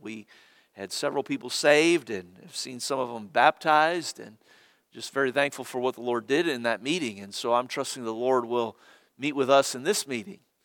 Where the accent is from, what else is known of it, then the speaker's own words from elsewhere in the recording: Cincinnati, Ohio, United States; moved away; I was born in Cincinnati and grew up there